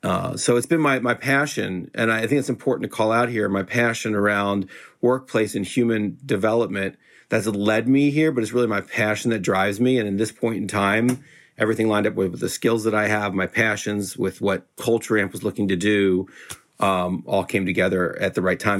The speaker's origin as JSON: {"language": "English", "region": "Florida", "country": "United States", "tie": "born or raised there", "also_born_or_lived": "California", "moved": "as an adult", "said": "I grew up in Florida"}